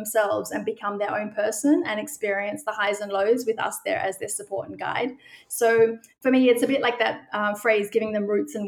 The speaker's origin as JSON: {"language": "English", "country": "Australia", "moved": "as an adult", "lives_now": "Amsterdam, Netherlands", "said": "I'm originally from Australia"}